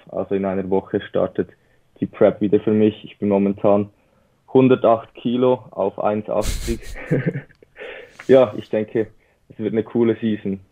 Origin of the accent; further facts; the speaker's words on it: Switzerland; Wie man vielleicht unschlecht ähm, hört, bin ich aus der Schweiz